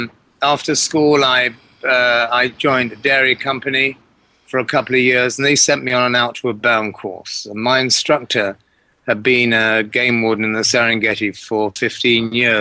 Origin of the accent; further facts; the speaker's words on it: England, United Kingdom; moved away as an adult; also born or lived in Africa; I was raised in England